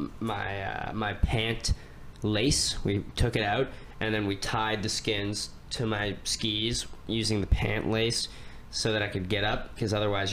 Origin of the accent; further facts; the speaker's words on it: Ontario, Canada; I grew up skiing in Ontario, you know? So in Ontario, for people who don't know, we ski tiny hills